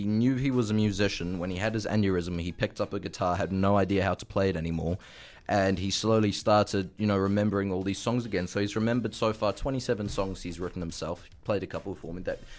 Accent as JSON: {"language": "English", "region": "Auckland", "country": "New Zealand", "said": "It does, because I'm from Auckland."}